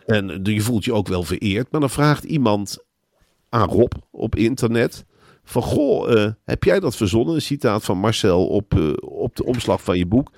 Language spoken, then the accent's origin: Dutch; Netherlands; Wij als Nederlanders hebben eigenlijk hetzelfde gedrag in Spanje.